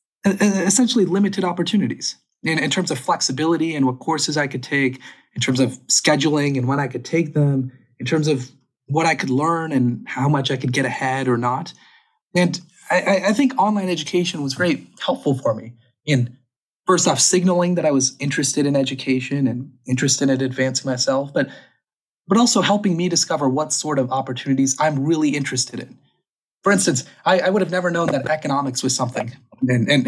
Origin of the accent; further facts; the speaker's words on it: Mountain Home, Idaho, United States; moved away as an adult; I'm back in Idaho at my hometown